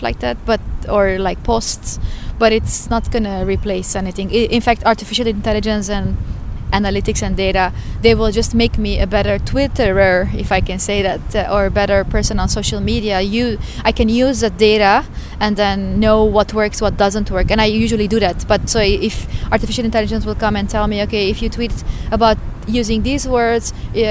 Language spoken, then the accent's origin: English; Lebanon; now in Stockholm, Sweden; I come from Lebanon originally.